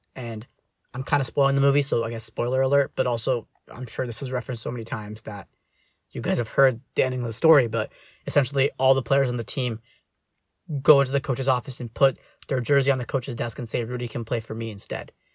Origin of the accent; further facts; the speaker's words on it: United States; as Indian American, like, uh, as a child of two immigrants